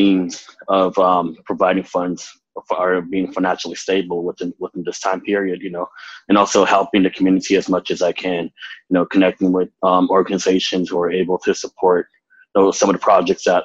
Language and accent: English; Arizona, United States; also born or lived in Phoenix, Arizona; now in Twin Cities, Minnesota, United States; coming from the Navajo Nation and residing here in the Twin Cities